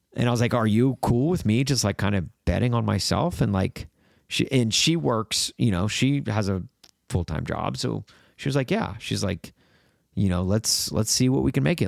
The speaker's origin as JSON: {"language": "English", "town": "Brentwood", "region": "Tennessee", "country": "United States", "tie": "born or raised there", "also_born_or_lived": "Los Angeles, California", "moved": "yes", "said": "growing up in Nashville, having those connections to country music"}